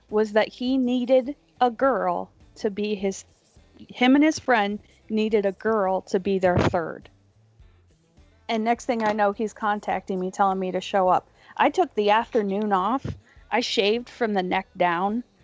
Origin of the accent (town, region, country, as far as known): Pennsylvania, United States